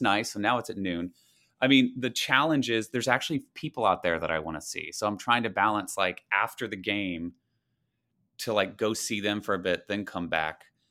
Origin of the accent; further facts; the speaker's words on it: the South, United States; moved away; growing up in the South, it was all football all the time